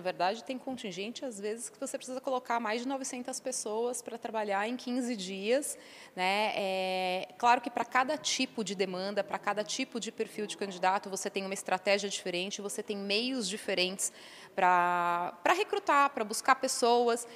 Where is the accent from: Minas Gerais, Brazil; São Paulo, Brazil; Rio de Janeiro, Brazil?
São Paulo, Brazil; Eu sou de São Paulo mesma, né, nasci aqui, estudei, morei um tempo fora é, eh, para estudar idioma, mas sou de São Paulo, natural